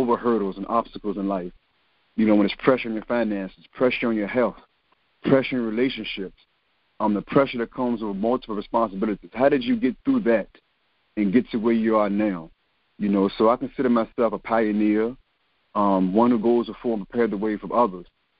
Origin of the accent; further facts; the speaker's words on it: Richmond, Virginia, United States; I'm born and raised in Richmond, Virginia, in Churchill